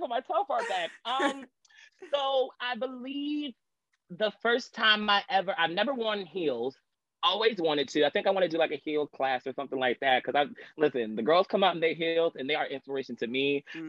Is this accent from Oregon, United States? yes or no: no; Long Island, New York, United States; I'm from Long Island, New York, uh, born and raised in New York